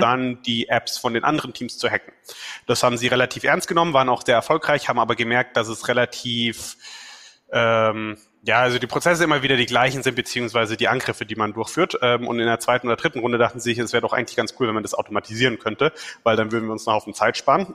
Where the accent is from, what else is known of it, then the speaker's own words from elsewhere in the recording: Weßling, Bavaria, Germany; also born or lived in Mannheim / Munich; ich komme ursprünglich aus Wessling